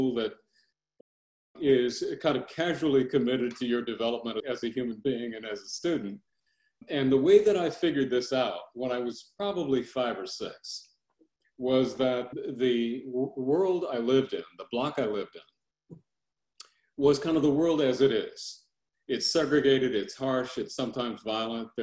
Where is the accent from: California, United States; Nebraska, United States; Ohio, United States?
California, United States; Los Angeles; I was born in South Central Los Angeles.